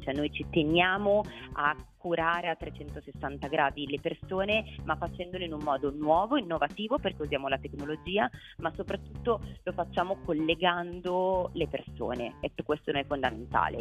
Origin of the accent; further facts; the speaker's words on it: Milan, Lombardy, Italy; sia io che Baccio siamo milanesi